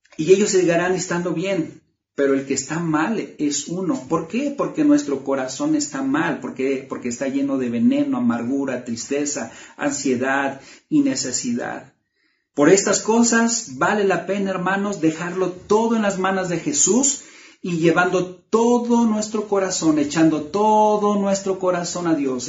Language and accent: Spanish; Mexico; cuando éramos niños, aquí en México jugábamos las traes